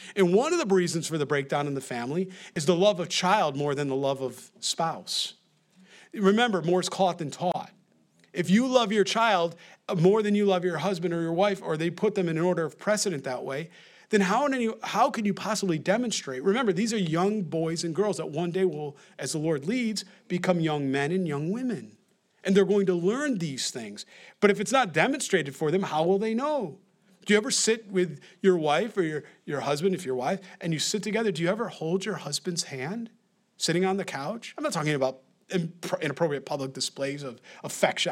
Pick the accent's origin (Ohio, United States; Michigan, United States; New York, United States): New York, United States; accent: New York; My accent, my New York accent